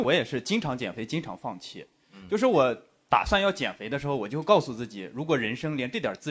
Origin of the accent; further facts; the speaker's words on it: Shanxi, China; now in Beijing, China; 我是山西人